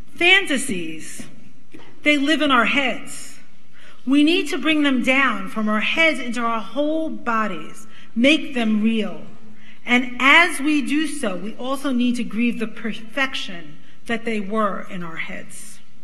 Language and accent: English; New York City, New York, United States; accent: Brooklyn; When I was growing up in Brooklyn, Brooklyn!